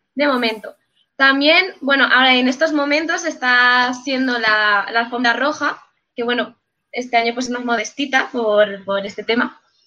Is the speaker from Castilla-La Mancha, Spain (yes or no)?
no; Basque Country, Spain; es por mi tierra